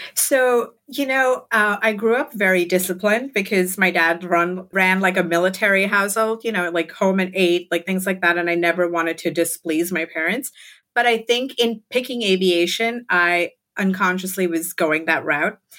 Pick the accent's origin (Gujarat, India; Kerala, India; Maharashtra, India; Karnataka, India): Maharashtra, India; Mumbai; moved away as an adult; now in Brooklyn, United States; I grew up in Mumbai, India. I like to call it Bombay